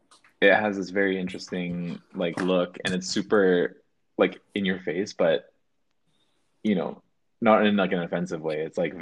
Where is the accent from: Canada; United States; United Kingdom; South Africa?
Canada; Vancouver, British Columbia; We're from Vancouver, Canada.